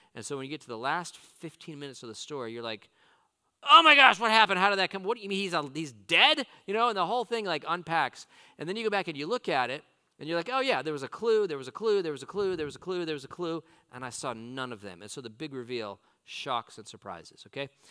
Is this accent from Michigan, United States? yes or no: no; Southern California, United States; now in Roanoke, United States; I grew up in Southern California